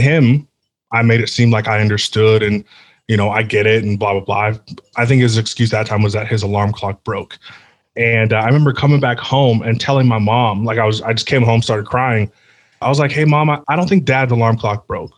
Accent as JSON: {"language": "English", "area": "near San Francisco", "region": "California", "country": "United States", "tie": "born or raised there", "said": "I grew up near San Francisco, so it's kind of just a humongous melting pot"}